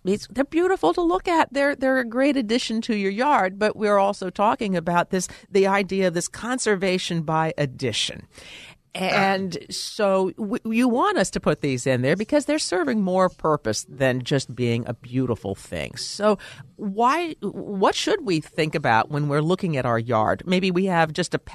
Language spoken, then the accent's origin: English; Midwest, United States; moved away; I grew up in the Midwest